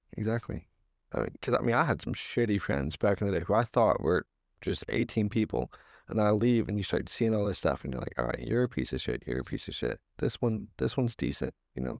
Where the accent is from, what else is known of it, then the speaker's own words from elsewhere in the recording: Virginia, United States; moved away; I'm from Virginia.